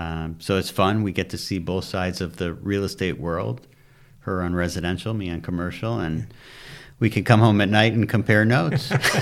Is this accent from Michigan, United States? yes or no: yes; Michigan, United States; moved away as an adult; now in California, United States; Grew up in Michigan, suburbs outside of Detroit, born and raised.